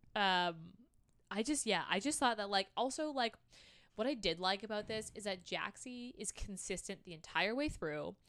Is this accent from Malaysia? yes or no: no; Canada; We're Canadian